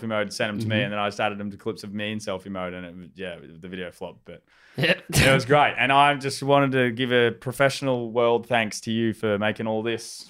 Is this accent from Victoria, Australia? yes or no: no; Albury, New South Wales, Australia; I'm from Albury